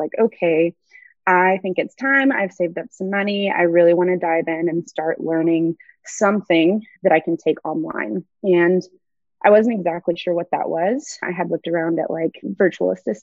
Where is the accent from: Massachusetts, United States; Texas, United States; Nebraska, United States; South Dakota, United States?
Texas, United States; I am born and raised in Texas